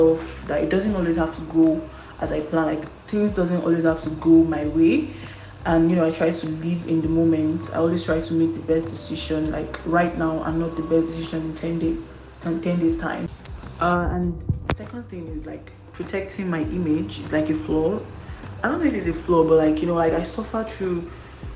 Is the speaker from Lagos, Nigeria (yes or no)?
no; Kwara, Nigeria; I'm from Kwara State.